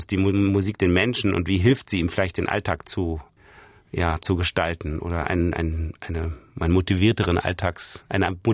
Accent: Berlin, Germany; Ich bin in Ost-Berlin aufgewachsen und da war es sehr, sehr ruhig

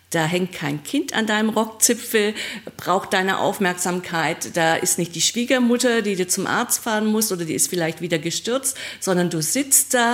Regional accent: Trier, Rhineland-Palatinate, Germany; in Trier, also in meiner Heimatgegend, wo ich herkomme.

